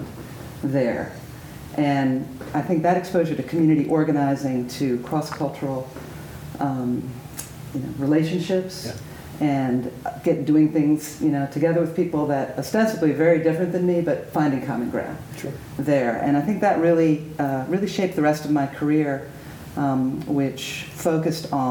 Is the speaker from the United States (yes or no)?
yes; Wilmington, Delaware, United States; also born or lived in southeastern Pennsylvania / Senegal; I grew up in Wilmington, Delaware, southeastern Pennsylvania, in a pretty privileged, pretty white world